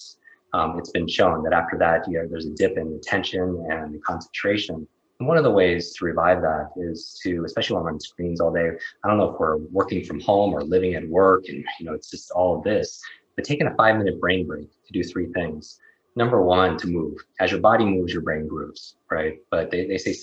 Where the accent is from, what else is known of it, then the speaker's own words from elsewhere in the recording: Northeast, United States; I grew up in the Northeast